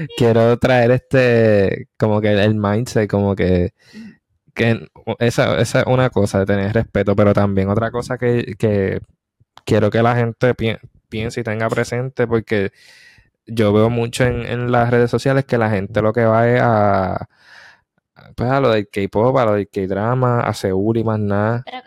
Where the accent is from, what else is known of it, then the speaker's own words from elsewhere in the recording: Puerto Rico; moved away; also born or lived in South Korea; soy boricua.